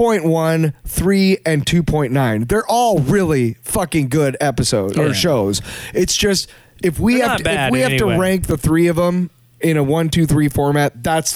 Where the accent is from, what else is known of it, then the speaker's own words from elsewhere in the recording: United States; I'm an American